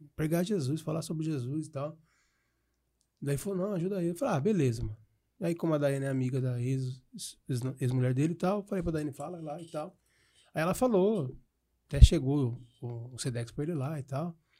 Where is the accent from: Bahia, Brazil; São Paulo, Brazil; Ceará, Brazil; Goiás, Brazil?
São Paulo, Brazil; Piracicaba